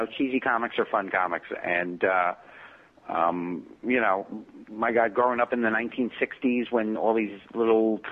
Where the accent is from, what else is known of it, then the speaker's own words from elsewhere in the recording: New York City, New York, United States; I was born in Brooklyn, in East New York, and kind of had this, it's very nuclear family-ish because everybody lived within walking distance